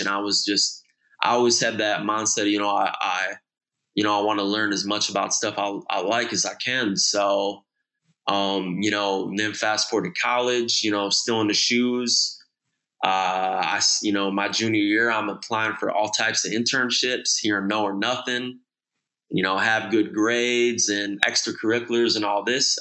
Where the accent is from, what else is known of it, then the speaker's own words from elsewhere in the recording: Okemos, Michigan, United States; I grew up in Okemos, Michigan. Uh, it's right outside of Lansing, Michigan